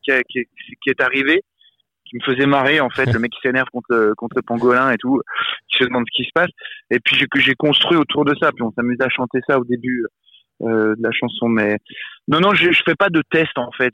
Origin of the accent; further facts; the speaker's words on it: Besançon, Bourgogne-Franche-Comté, France; j'ai grandi à Besançon